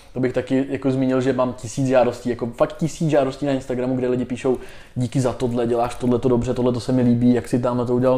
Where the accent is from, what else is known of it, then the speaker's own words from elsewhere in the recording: Tábor, South Bohemian Region, Czechia; já jsem z Tábora původem, tak jsem hrál patnáct let, jsem hrál za Mas Táborsko